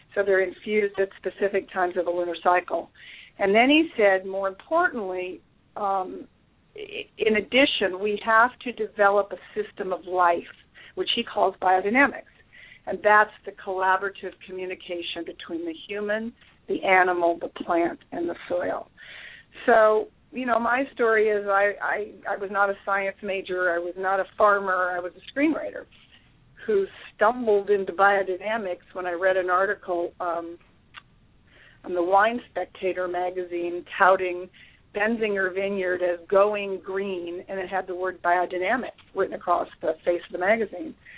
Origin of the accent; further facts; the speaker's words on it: Malibu, California, United States; I grew up in Malibu, where you know we have hard pans that you can't even penetrate with a shovel.